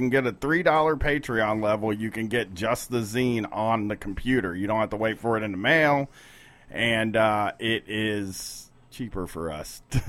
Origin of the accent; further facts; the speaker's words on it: Bronx, New York, United States; What's up? I'm from the Bronx.